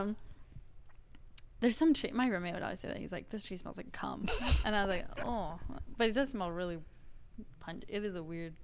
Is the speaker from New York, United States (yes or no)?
no; Wisconsin, United States; I am from Wisconsin